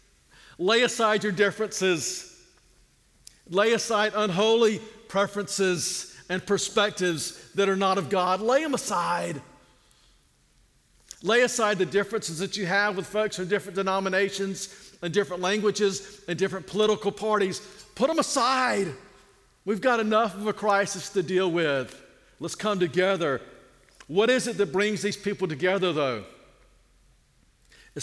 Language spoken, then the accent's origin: English; United States; American Christians